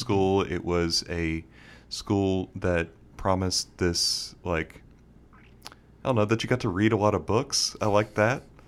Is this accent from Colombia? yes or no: no; Bermuda; moved away as an adult; also born or lived in Houston, Texas; now in Dallas, United States; Born in Texas, but grew up in Bermuda my whole life.